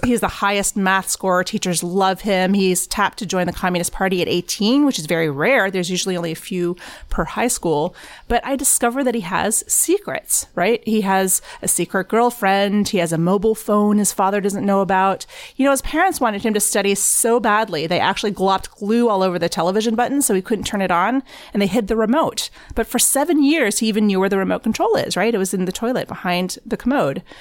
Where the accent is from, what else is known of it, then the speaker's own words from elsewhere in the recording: Texas, United States; I grew up in Tex-, at a Texas high school